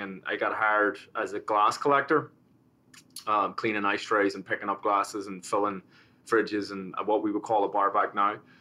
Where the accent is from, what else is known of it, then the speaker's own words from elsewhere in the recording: Belfast, Northern Ireland, United Kingdom; moved away as an adult; also born or lived in Manhattan, New York; now in Paramus, United States; I was born in, uh, in Belfast and in, in North Belfast. And that was during the time of the, the troubles and the, the sort of the civil conflict.